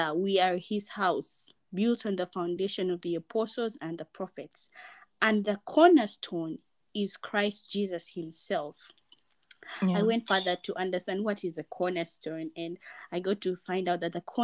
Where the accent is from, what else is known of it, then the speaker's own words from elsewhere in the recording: Uganda; I was born and raised in Uganda